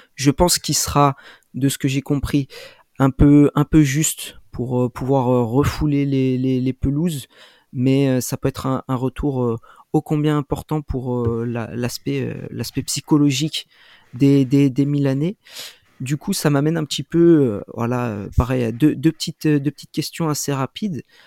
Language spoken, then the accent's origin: French; France; en tant que Français